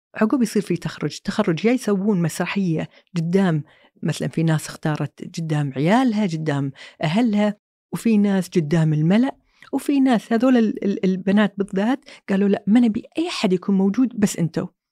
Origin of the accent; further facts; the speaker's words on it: Kuwait; also born or lived in Saudi Arabia / London; طلعنا من الكويت